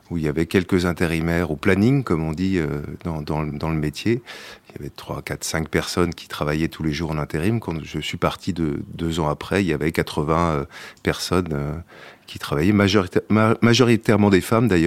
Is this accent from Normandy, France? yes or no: no; Paris, Île-de-France, France; born there; Oui, je suis né à Paris, en effet.